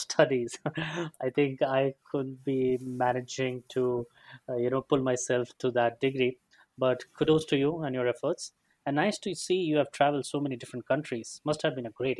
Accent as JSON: {"language": "English", "country": "India", "said": "I come from India"}